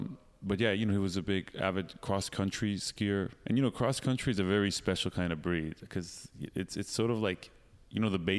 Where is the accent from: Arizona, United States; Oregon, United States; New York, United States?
Oregon, United States; Eugene; also born or lived in Iran; I was born in Iran, but when I was like 2 years old, we moved to Eugene, Oregon, small hippie town.